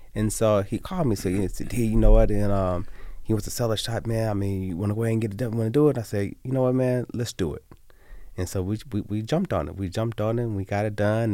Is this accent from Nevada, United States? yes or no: yes; Las Vegas, Nevada, United States; I'm born and raised in Las Vegas